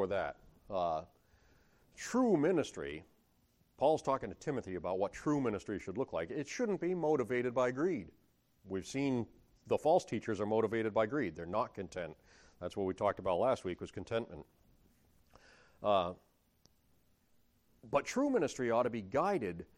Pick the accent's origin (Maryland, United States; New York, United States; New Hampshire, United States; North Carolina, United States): New Hampshire, United States; Sullivan; I'm from Sullivan, New Hampshire